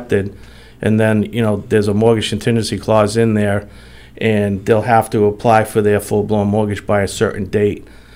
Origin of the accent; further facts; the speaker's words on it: Attleboro, Massachusetts, United States; I was born and raised here in Attleboro. I've been a lifelong resident for many years